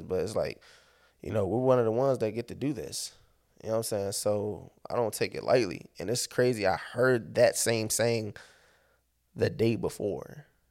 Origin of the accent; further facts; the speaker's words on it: Landover, Maryland, United States; I'm from Maryland. I'm based out of Maryland